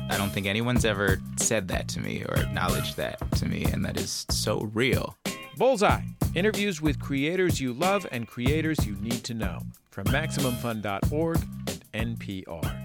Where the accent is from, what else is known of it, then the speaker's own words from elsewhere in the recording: Long Beach, California, United States; growing up in Long Beach